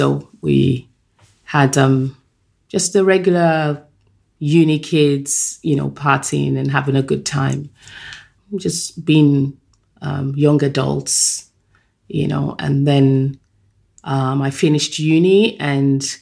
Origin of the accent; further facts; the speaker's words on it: Ibadan, Oyo, Nigeria; born in Ibadan as well. So at least that's something. We were both born in the same place. But I grew up in a Muslim home